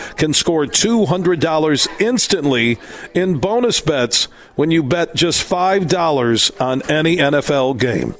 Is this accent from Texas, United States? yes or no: no; Sparta, Michigan, United States; where I grew up in Sparta, Michigan